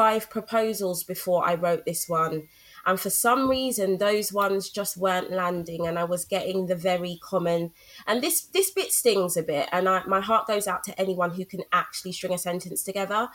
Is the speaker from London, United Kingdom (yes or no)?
yes; London, United Kingdom; I grew up in Brixton, SW9, SW2 all day. That will forever be home